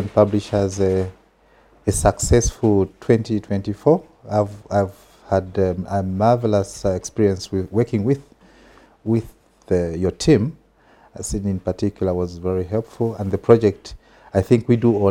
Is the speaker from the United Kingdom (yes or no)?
no; Southern Province, Zambia; also born or lived in Kalabo, Western Province / Serenje / Mongu, Western Province; It is there where I studied my grade one, Charles Wanga Primary School to be specific. So grade one to five, I was in Southern Province.